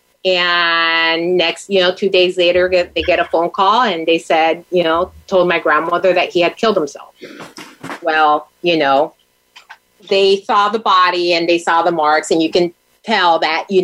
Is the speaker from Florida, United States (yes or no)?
yes; Miami, Florida, United States; moved away as an adult; also born or lived in Tampa, Florida; now in St. Petersburg, United States; I was born in Tampa, raised in Miami, and life brought me back to the Tampa Bay area after law school